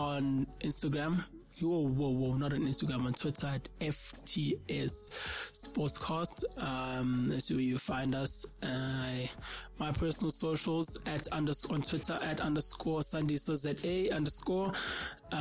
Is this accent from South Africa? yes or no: yes; South Africa; I'm from South Africa